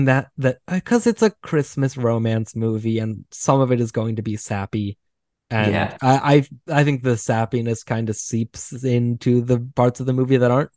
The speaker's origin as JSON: {"language": "English", "country": "United States", "said": "me being American"}